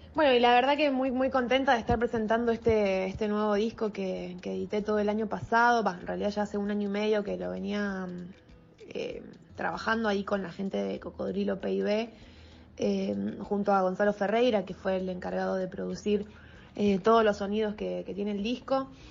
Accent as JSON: {"language": "Spanish", "town": "Rosario", "region": "Santa Fe", "country": "Argentina", "tie": "born or raised there", "said": "nací acá en Rosario"}